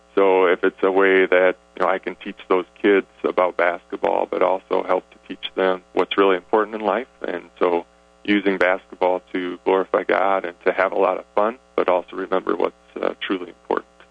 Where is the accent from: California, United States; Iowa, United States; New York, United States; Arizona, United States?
Iowa, United States; Sioux Center; now in Sioux Falls, United States; I grew up in uh, Sioux Center